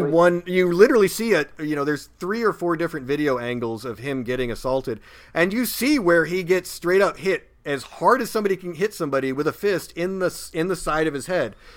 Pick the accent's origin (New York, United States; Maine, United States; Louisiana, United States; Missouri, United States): Missouri, United States; Springfield; that kid in springfield missouri my hometown